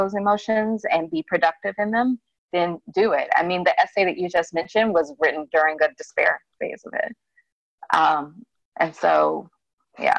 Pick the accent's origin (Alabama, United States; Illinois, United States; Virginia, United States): Alabama, United States; Birmingham; I grew up in Birmingham, which is like the big seat of my family